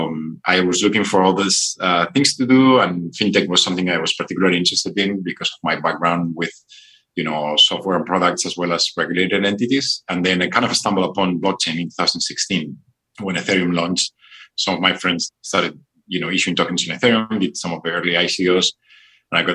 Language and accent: English; Barcelona, Catalonia, Spain; moved away as an adult; also born or lived in Japan / US West Coast; So I'm originally from Spain, from Barcelona, studying computer science there. Moved to Japan very early on